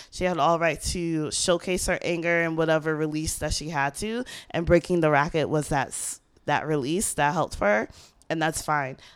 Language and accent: English; New York City, New York, United States; I am from Queens